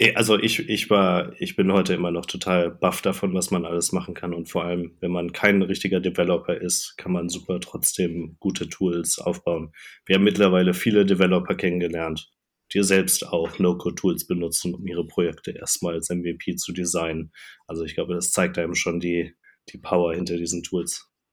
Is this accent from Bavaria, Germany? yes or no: no; Cologne region, North Rhine-Westphalia, Germany; moved away as an adult; also born or lived in Hamburg / Denmark / Ireland; Ich komme so ursprünglich aus der Kölner Region